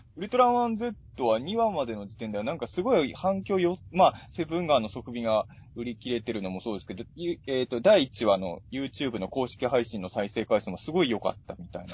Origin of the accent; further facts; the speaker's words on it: Chikusei, Ibaraki, Japan; moved away as an adult; also born or lived in Tokyo; 筑西市、僕の地元は筑西市っていうとこなんですけど